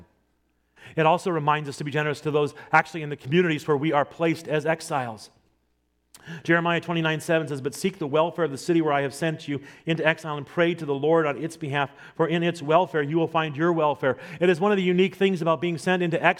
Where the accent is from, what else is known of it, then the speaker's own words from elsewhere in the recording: Nebraska, United States; I grew up in Nebraska, so I grew up as a fan of the Nebraska Cornhuskers